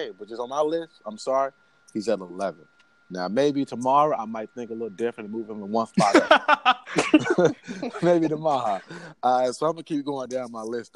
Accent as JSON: {"language": "English", "town": "Chicago", "region": "Illinois", "country": "United States", "said": "I'm from Chicago"}